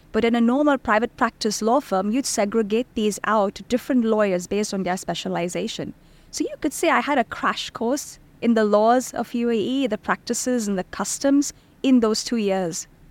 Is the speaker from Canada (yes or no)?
no; Bahrain; moved away as an adult; also born or lived in India; now in Dubai, United Arab Emirates; I was born in India, then I was raised in Bahrain